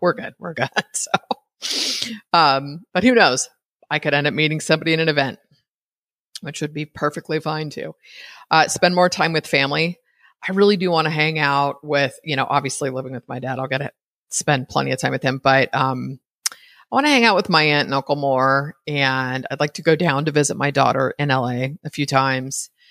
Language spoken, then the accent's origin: English; East Bay, California, United States; moved away as an adult; now in Costa Rica; I was raised in the East Bay